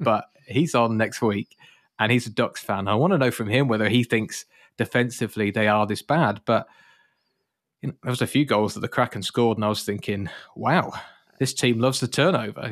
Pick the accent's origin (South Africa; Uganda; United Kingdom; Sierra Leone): United Kingdom; moved away; I'm British